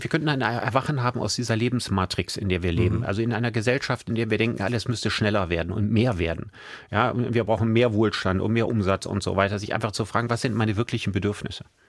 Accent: Solingen, North Rhine-Westphalia, Germany; now in Düsseldorf, Germany; Ich hab den aber in Solingen gemacht. Also da, wo ich aufgewachsen bin

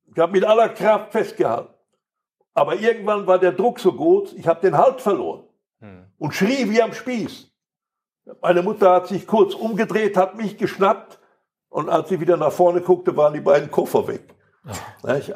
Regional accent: Recklinghausen, North Rhine-Westphalia, Germany; first language Polish; also born or lived in Poland; bis wir wieder in Recklinghausen waren

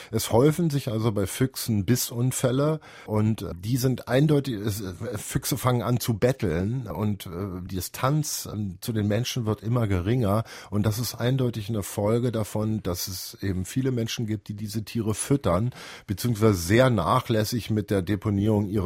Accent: Berlin, Germany; Ich kann mich noch gut erinnern, in meiner Kindheit gab es in Berliner Hinterhöfen Kuhställe.

